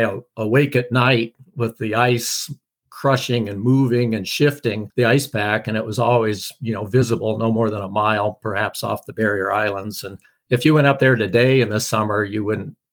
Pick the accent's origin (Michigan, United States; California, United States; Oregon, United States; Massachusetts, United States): Oregon, United States; moved away; also born or lived in Alaska; growing up in Oregon, moving to Alaska for 30 years, going back to Oregon